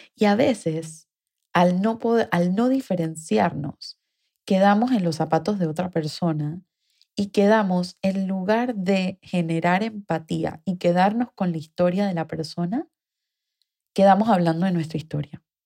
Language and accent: Spanish; Panama; mi país, Panamá